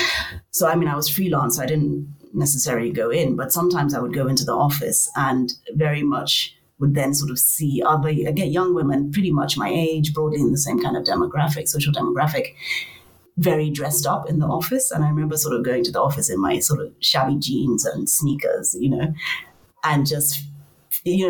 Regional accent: Nigeria; moved away as an adult; also born or lived in Cape Town, South Africa / Lagos, Nigeria; now in London, United Kingdom; I come from Nigeria.

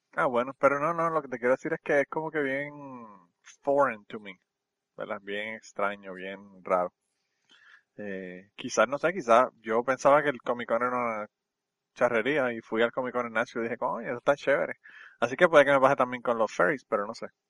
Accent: Utuado, Puerto Rico; mi pueblo de Utuado

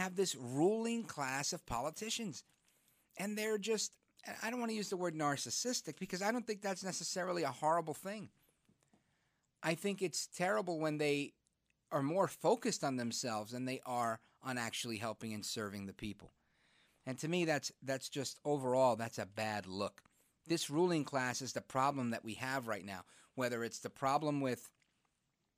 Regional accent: New York City, New York, United States; now in New Jersey, United States; I was born in Brooklyn

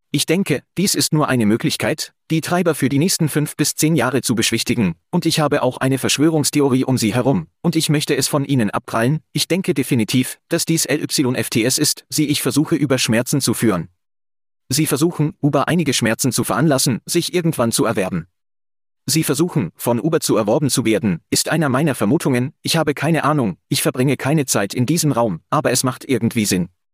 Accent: Calgary, Alberta, Canada; hier in Calgary, in meiner Heimatstadt

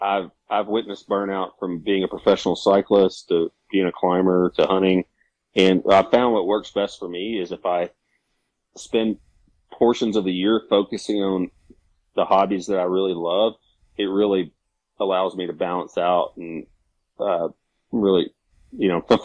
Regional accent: Arkansas, United States; now in Western North Carolina, United States; Yeah, so I'm originally from the Mississippi Delta down and from Arkansas. Grew up there, but I moved to the mountains here in Western North Carolina in 2009.

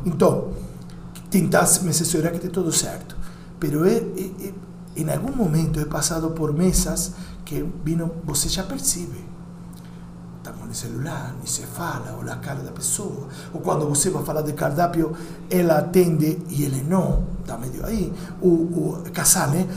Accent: Uruguay; Portuguese is a second language; now in São Paulo, Brazil; Como uruguaio

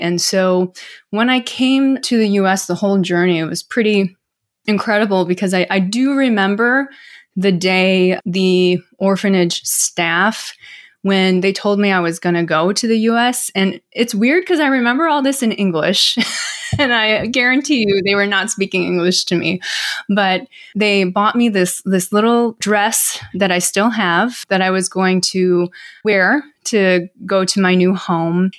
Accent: Milwaukee, Wisconsin, United States; also born or lived in South Korea; this family from Milwaukee, Wisconsin, actually. I grew up in the Midwest

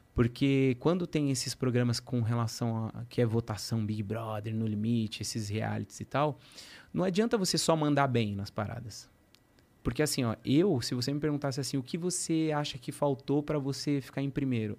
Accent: São Paulo, Brazil; eu sou de Guianazes

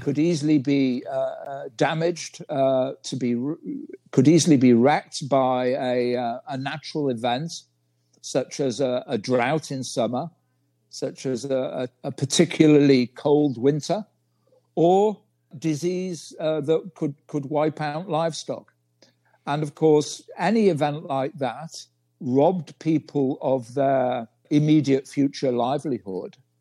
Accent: United Kingdom; moved away as an adult; now in China; I'm from Great Britain

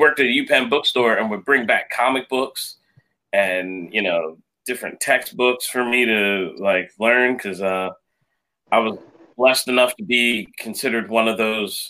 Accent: Philadelphia, Pennsylvania, United States; Well, I was first of my family born in this country here, and I was born in Philadelphia. Families from Jamaica

